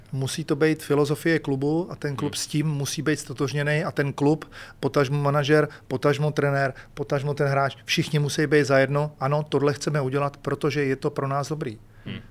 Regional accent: Czechia; u nás v Čechách asi merch není ta věc

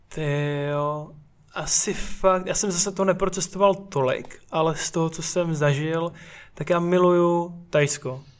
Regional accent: Brno, South Moravian Region, Czechia; jinak su, su z Brna

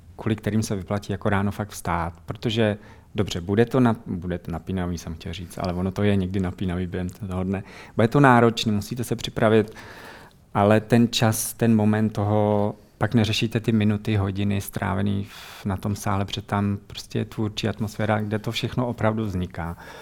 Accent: Czechia; moved away as an adult; also born or lived in Netherlands; jsme prostě z Čech

